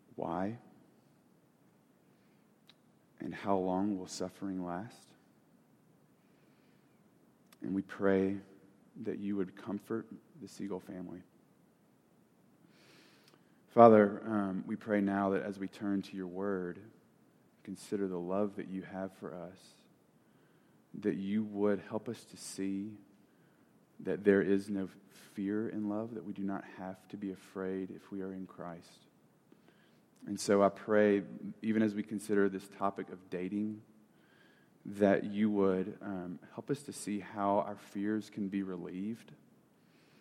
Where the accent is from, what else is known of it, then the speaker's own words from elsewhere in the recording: Alabama, United States; I'm from Alabama